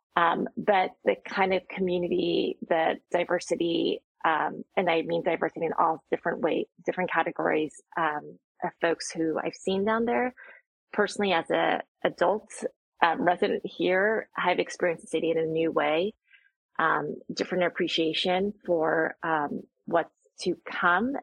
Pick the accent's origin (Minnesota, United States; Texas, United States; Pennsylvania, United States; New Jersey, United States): New Jersey, United States; now in Seattle, United States; growing up in New Jersey